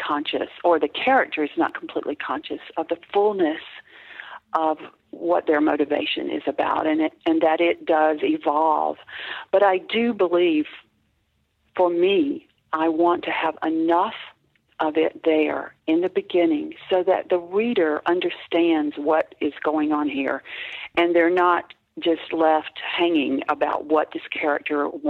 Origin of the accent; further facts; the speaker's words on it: the South, United States; I grew up in the South in pre-feminist America.